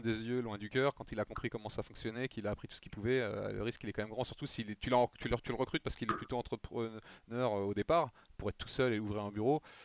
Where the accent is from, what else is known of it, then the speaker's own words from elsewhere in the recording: France; nous en France